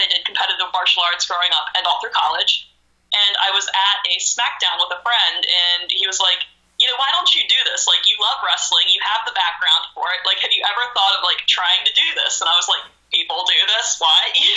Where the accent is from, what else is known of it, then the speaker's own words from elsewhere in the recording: Maryland, United States; I grew up in a small town in Maryland where every Monday night we sat on the couch and watched Raw together